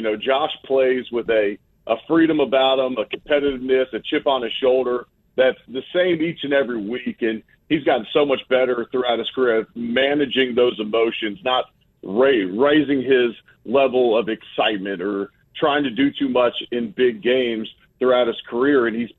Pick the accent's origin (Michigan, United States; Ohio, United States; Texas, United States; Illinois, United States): Ohio, United States; Cincinnati; moved away; Yeah, I'm originally from Cincinnati